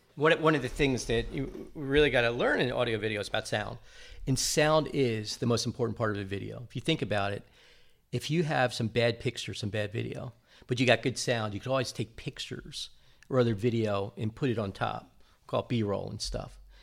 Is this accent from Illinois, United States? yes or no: no; New Jersey, United States; growing up in New Jersey